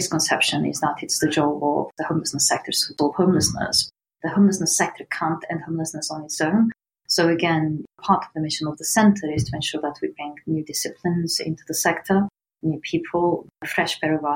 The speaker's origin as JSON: {"language": "English", "region": "northeast Portugal", "country": "Portugal", "moved": "yes", "lives_now": "United Kingdom", "said": "I come from a very, very poor part of Portugal, the northeast"}